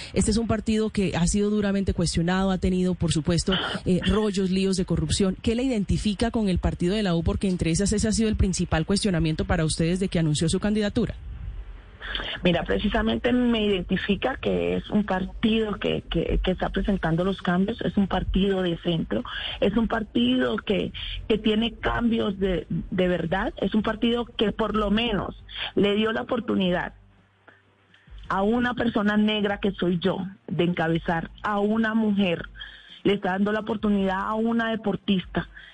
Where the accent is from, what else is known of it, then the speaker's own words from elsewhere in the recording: Apartadó, Antioquia, Colombia; yo soy antioqueña, soy nacida en el, en el apartado.